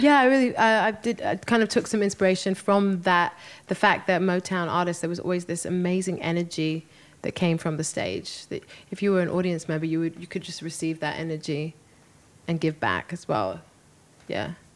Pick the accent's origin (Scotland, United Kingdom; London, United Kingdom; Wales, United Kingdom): London, United Kingdom; moved away; I had a, a wonderful show in, in London. It was a homecoming show, you know, to my hometown